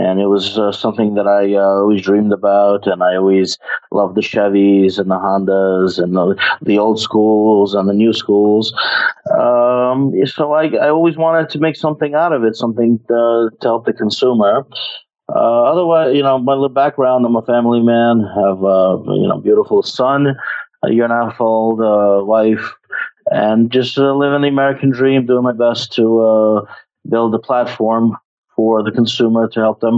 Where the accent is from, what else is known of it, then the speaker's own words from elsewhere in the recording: Ukraine; moved away; I am from Ukraine, and I come from a family of business